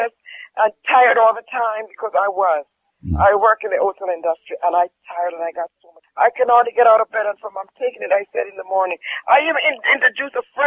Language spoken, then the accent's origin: English; Jamaica; I'm from Jamaica